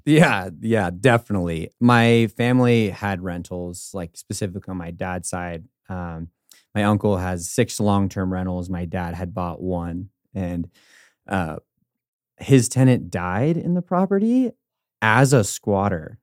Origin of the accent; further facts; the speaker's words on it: California, United States; now in Denver, United States; I'm from California originally